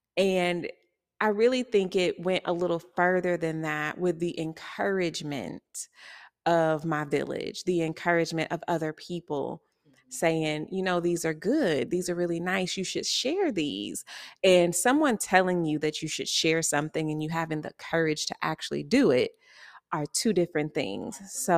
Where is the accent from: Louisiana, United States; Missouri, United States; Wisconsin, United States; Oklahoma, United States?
Missouri, United States; Kansas City; also born or lived in Texas; I am, like Nikita just said, a visual artist here in Kansas City. I was born in Texas, raised here in Kansas City.